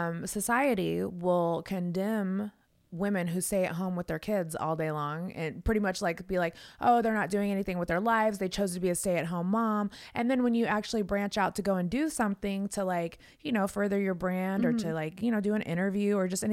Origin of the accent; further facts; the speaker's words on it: West Coast, United States; moved away; when I grew up on the West Coast